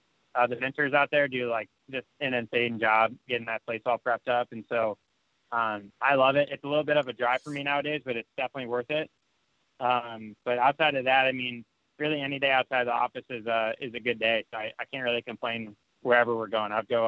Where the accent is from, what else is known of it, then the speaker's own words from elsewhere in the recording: Chicago, Illinois, United States; now in California, United States; when I moved out here, I'm from Chicago originally, but when I moved out to California